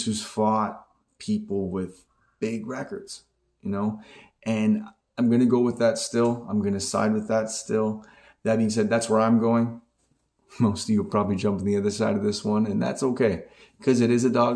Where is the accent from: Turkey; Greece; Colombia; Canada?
Canada; I'm a Canadian boy